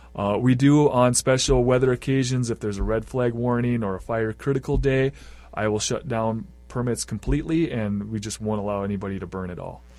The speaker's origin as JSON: {"language": "English", "region": "Iowa", "country": "United States", "tie": "born or raised there", "also_born_or_lived": "Grand Rapids, Minnesota", "moved": "yes", "lives_now": "Bemidji, United States", "said": "I grew up in Iowa"}